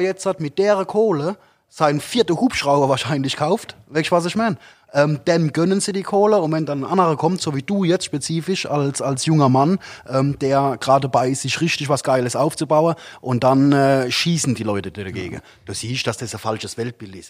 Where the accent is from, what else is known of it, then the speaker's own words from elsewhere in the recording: Italy; now in Germany; bei uns in Italien